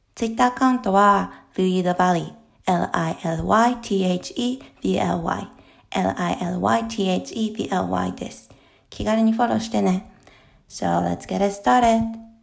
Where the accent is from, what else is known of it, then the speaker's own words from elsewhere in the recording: Japan; moved away as an adult; now in Hong Kong; 自分たちは日本で育って日本人